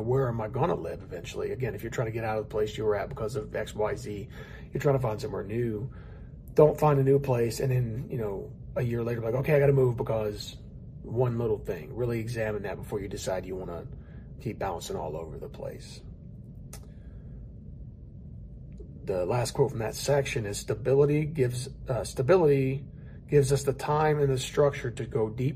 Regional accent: High Point, North Carolina, United States; It wasn't but 3 hours from High Point

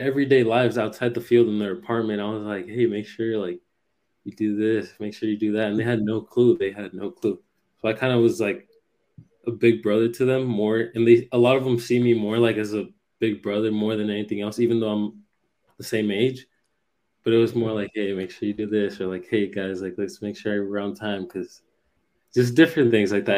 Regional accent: United States; also born or lived in Puerto Rico; I grew up over here in the states

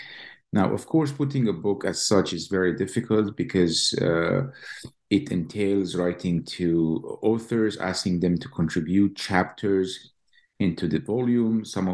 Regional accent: East Jerusalem, Jerusalem District, Israel; now in Lincoln, United States; As you know, Roberto, I was born and raised in East Jerusalem, graduated from the Hebrew University and came to Columbia

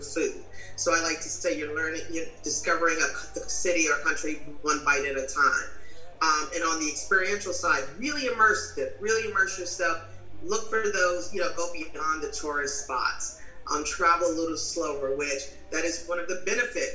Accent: New York, United States; When I Americanized, having been born and raised in New York

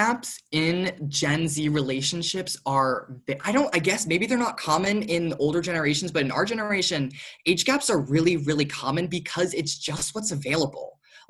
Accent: Norwalk, Connecticut, United States; I was born in Norwalk, Connecticut.

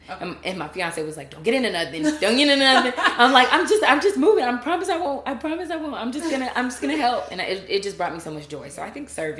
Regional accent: Pensacola, Florida, United States; moved away as an adult; now in Washington, D.C., United States; I grew up in Pensacola, Florida. Okay. And I moved up to Washington, D.C. after college, going to University of Florida, and I got my doctorate degree in physical therapy at Howard University.

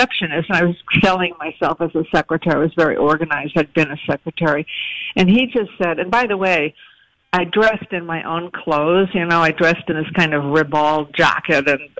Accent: Providence, Rhode Island, United States; I was born in Providence.

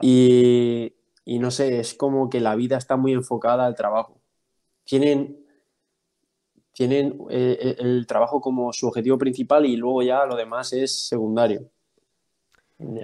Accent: Albacete, Castilla-La Mancha, Spain; moved away as an adult; also born or lived in Cuenca / United States; Soy, soy de Albacete, soy del noventa y siete, tengo veintiséis años recién cumplidos

